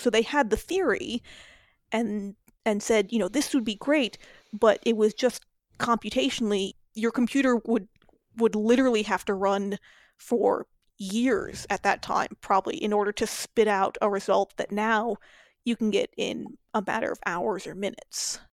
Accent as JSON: {"language": "English", "region": "New Mexico", "country": "United States", "tie": "born or raised there", "moved": "as an adult", "lives_now": "Chicago, United States", "said": "I grew up in New Mexico"}